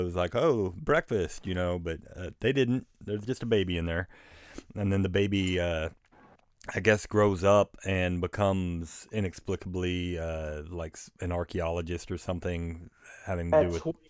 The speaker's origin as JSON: {"language": "English", "town": "Wister", "region": "Oklahoma", "country": "United States", "tie": "born or raised there", "said": "when I grew up in Wister, Oklahoma, which is just this tiny shipburg, up until I was about 14"}